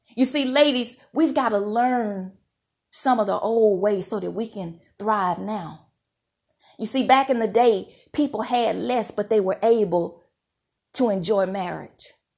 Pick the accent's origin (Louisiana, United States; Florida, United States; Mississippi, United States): Mississippi, United States; moved away; I'm so thankful for how I was raised in Mississippi. I'm a proud Mississippi girl